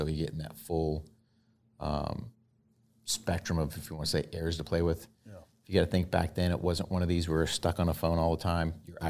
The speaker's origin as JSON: {"language": "English", "region": "New Hampshire", "country": "United States", "tie": "born or raised there", "moved": "yes", "said": "Originally from New Hampshire."}